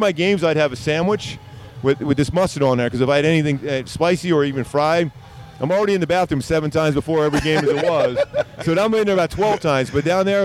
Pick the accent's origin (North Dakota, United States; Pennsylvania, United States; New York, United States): Pennsylvania, United States; Philadelphia; growing up where I grew up in Philly